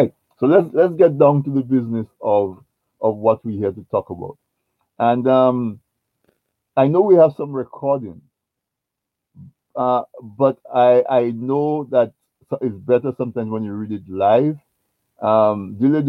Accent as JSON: {"language": "English", "town": "Castle Bruce", "region": "Saint David Parish", "country": "Dominica", "tie": "born or raised there", "said": "I grew up in Castle Bruce, and when I was growing up in Castle Bruce, we did not have electric"}